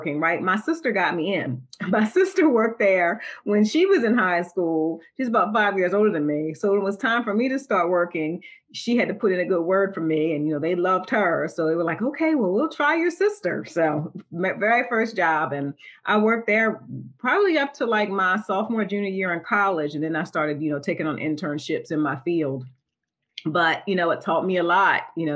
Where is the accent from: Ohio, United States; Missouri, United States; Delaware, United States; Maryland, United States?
Delaware, United States; I'm from a small town in Delaware, and it was a beach town.